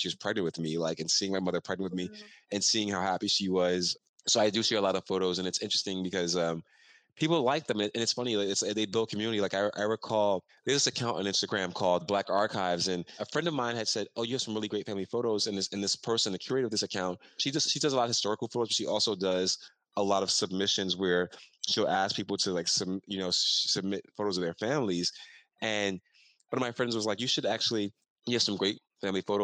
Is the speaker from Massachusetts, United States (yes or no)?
no; New York City, New York, United States; the neighborhood I grew up in here in Brooklyn in Fort Greene